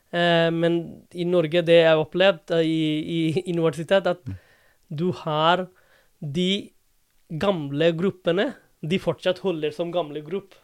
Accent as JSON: {"language": "Norwegian", "town": "Dhaka", "region": "Dhaka Division", "country": "Bangladesh", "also_born_or_lived": "India / Oxford / London", "second_language": "Norwegian", "moved": "as an adult", "lives_now": "Drammen, Norway", "said": "Jeg er fra, opprinnelig fra Dhaka"}